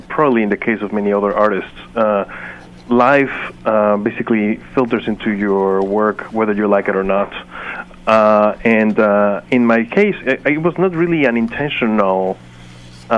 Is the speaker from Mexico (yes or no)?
yes; Mexico; moved away as an adult; also born or lived in Chicago; I'm from Mexico. I was at that time in Chicago.